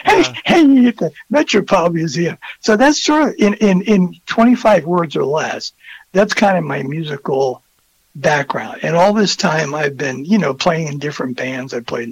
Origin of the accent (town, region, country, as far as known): Florida, United States; born or raised there; also born or lived in New Jersey; now in Wisconsin, United States